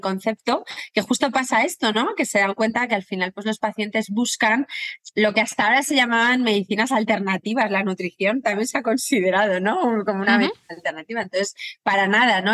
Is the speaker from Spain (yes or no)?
yes; Torrelodones, Community of Madrid, Spain; moved away as an adult; now in Madrid, Spain; yo soy de Torrelodones, aunque vivo en Madrid